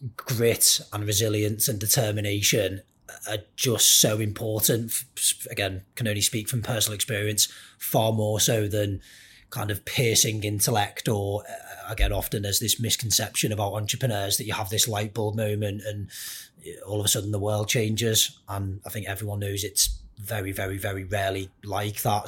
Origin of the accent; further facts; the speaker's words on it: Merseyside, North West England, United Kingdom; I grew up very much wanting to be a professional footballer, like pretty much everyone else growing up in Merseyside